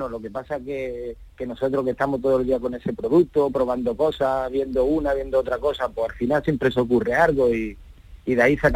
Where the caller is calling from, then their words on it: Seville, Andalusia, Spain; de Sevilla.